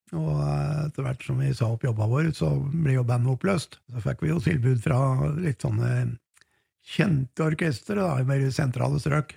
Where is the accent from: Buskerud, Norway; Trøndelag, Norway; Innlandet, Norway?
Innlandet, Norway; Hunndalen; Vazelina-museet oppe i Hunndalen, der jeg kommer fra